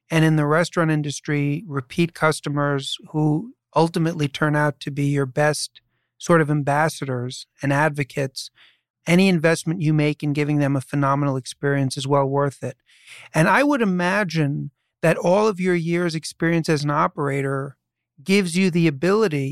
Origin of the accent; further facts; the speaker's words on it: New York City, New York, United States; I was born and raised in New York City, and I grew up, as I say, in New York City